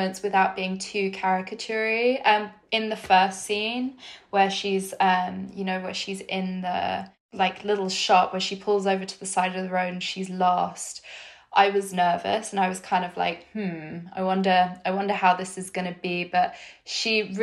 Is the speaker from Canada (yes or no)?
no; United Kingdom; I'm British